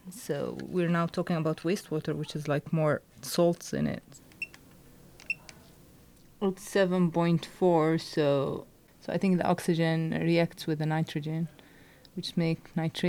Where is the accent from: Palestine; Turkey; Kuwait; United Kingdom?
Palestine; West Bank; I'm from the West Bank.